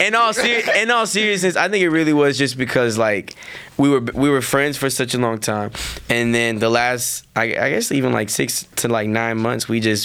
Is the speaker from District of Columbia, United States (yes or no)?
no; Channelview, Texas, United States; I'm from Channel View